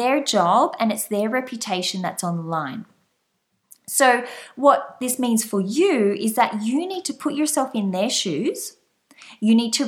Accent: Australia; also born or lived in France; I'm Australian. You might have guessed from my slight accent. And right now, I am based back in Australia.

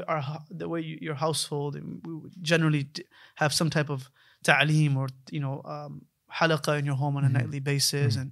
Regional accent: United States; we were born and raised in the States. You know, my parents are physicians. They came to the States in 1989.

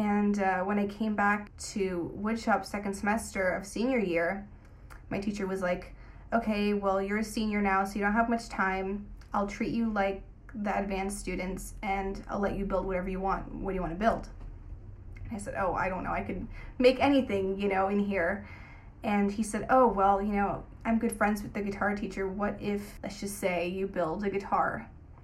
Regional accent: Los Angeles, California, United States; Grew up in Los Feliz

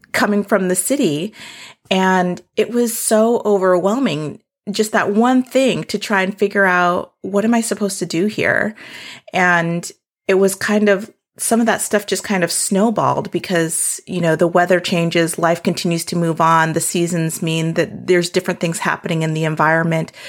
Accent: South Dakota, United States; born or raised there; moved away; also born or lived in Seattle

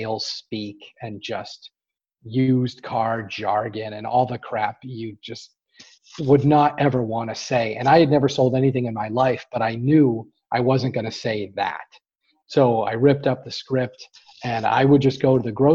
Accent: Boston, Massachusetts, United States; We're from Boston

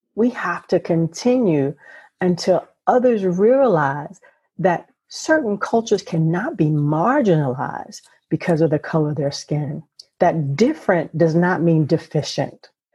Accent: South Carolina, United States; I grew up in a small town in South Carolina and there were not a whole lot of things to do in the rural South. Uh, where I'm from It's considered the low country, or people would call Gullah area

